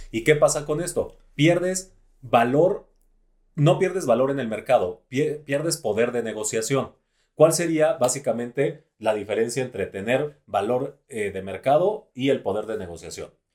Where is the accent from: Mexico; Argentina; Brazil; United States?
Mexico; los mexicanos somos muy creativos